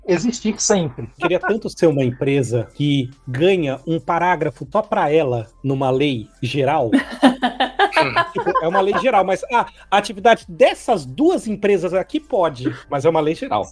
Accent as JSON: {"language": "Portuguese", "country": "Brazil"}